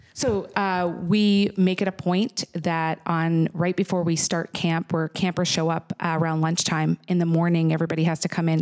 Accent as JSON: {"language": "English", "region": "Nova Scotia", "country": "Canada", "tie": "born or raised there", "moved": "yes", "lives_now": "United States", "said": "I was born in Nova Scotia."}